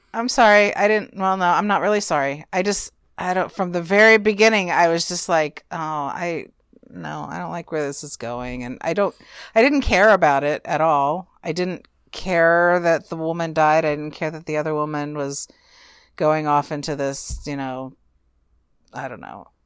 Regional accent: California, United States; I'm a Californian myself

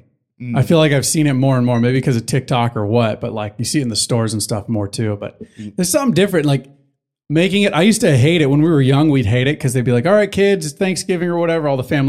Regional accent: United States; accent: American; But I just felt so bad. Like, this is my American accent.

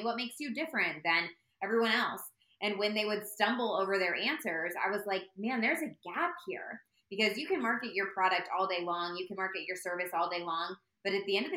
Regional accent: Indianapolis, Indiana, United States; I'm from Indianapolis

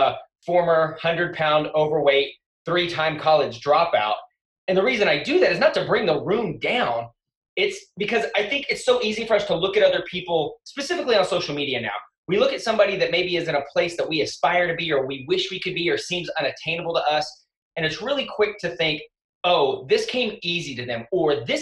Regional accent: West Texas, United States; I grew up in West Texas

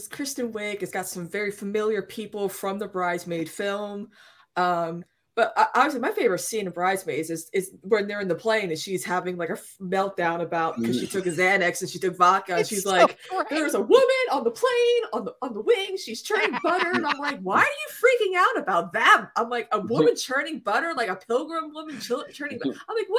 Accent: South Carolina, United States; also born or lived in New Jersey; I'm originally from New Jersey, central New Jersey, for Emma and Sam, who argue that it doesn't exist. But like, I've lived in South Carolina my whole life.

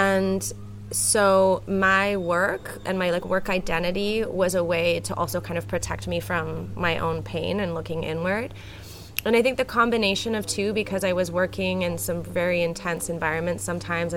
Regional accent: Canada; moved away as an adult; now in Puerto Escondido, Mexico; So I'm originally from Canada, but I grew up spending a lot of time here in Puerto Escondido because my dad moved here 35 years ago. So even though I grew up in Canada

